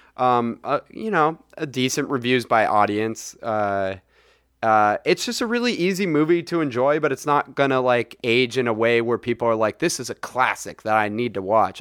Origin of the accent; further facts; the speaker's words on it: Saratoga, California, United States; where I grew up in Saratoga